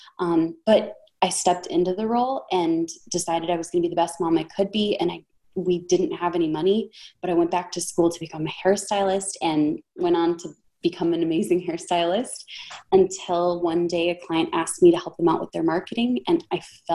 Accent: Minnesota, United States; I'm from Minnesota.

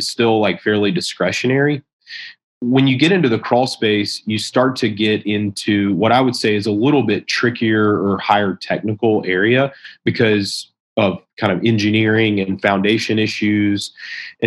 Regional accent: South Carolina, United States; my hometown in South Carolina.

